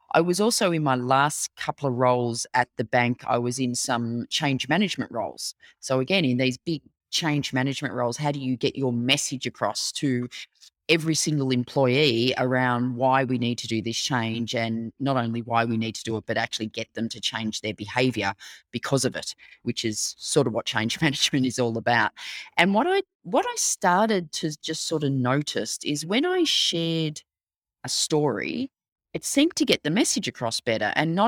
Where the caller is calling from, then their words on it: Melbourne, Victoria, Australia; but I am dialing in from Melbourne, Australia. So we are in very sunny summer right now.